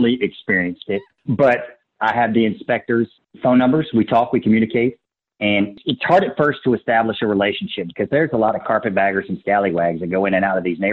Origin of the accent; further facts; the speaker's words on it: Baton Rouge, Louisiana, United States; I grew up in Baton Rouge.